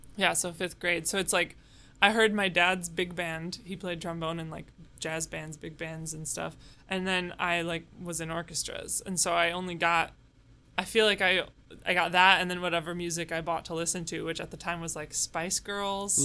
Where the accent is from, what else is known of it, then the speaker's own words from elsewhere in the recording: suburb of Chicago, Illinois, United States; I grew up in a suburb of Chicago